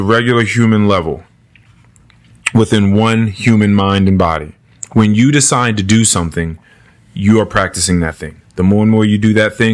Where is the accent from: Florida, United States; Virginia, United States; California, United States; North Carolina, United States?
Virginia, United States; Manassas; we grew up in Manassas. We grew up here